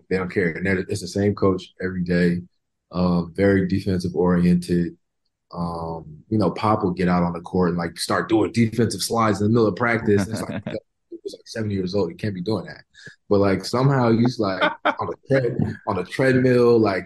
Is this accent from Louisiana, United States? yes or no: no; Oklahoma City, Oklahoma, United States; now in Miami, United States; I grew up in Oklahoma City.